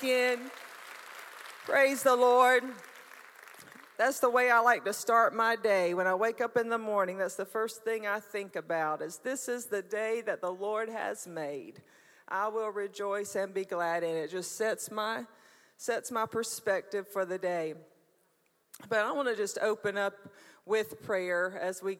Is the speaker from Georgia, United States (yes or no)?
yes; Brunswick, Georgia, United States; moved away as an adult; also born or lived in Jesup, Georgia; I was born in Brunswick, Georgia